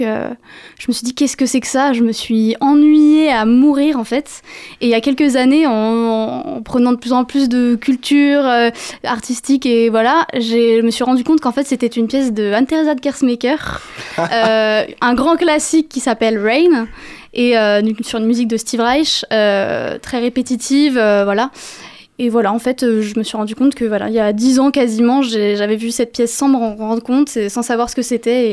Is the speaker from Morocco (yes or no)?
no; Paris, Île-de-France, France; Je suis née à Paris